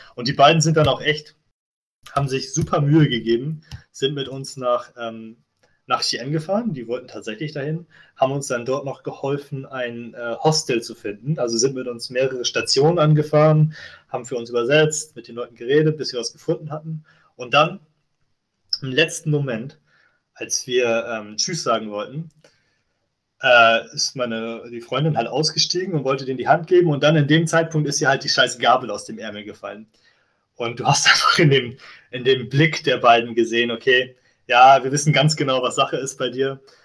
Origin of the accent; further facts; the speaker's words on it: Germany; an meiner Heimatstadt in Deutschland